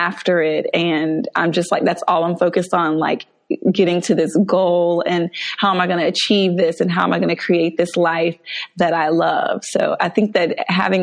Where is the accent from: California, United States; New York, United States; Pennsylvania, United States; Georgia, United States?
Georgia, United States; Mableton; I grew up in Atlanta, actually, in the suburbs outside of Atlanta